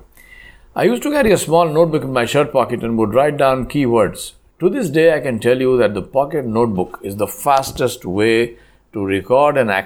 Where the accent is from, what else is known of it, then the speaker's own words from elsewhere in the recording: Hyderabad, Telangana, India; moved away as an adult; also born or lived in Tamil Nadu; Since the estates were in Tamil Nadu and I am from Hyderabad, I needed to learn a totally new language, Tamil